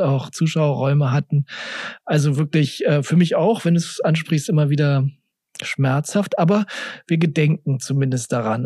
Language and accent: German; Berlin, Germany; ich bin ja im Westend aufgewachsen